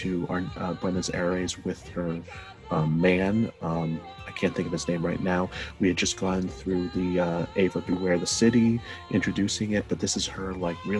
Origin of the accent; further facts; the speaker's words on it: Guatemala; I'm not from Argentina, but I'm from Guatemala